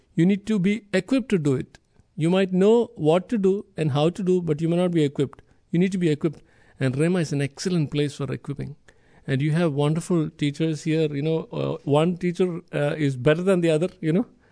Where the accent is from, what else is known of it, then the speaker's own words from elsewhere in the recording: India; moved away; I'm from India, the other end of the world, literally